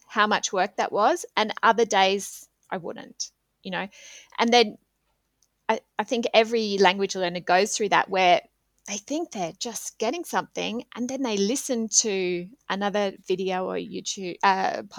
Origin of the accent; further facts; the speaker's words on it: Australia; moved away as an adult; now in Switzerland; as an Australian